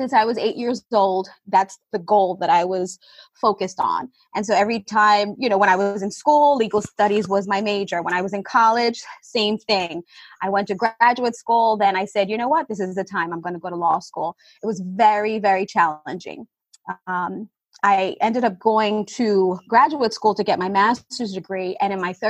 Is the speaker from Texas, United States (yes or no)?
no; New York City, New York, United States; I grew up in Brooklyn, New York